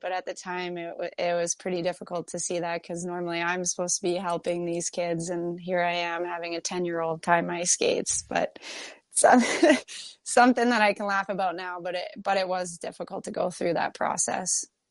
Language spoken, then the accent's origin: English; Kingston, Ontario, Canada; now in Minnesota, United States; I grew up in Kingston, Ontario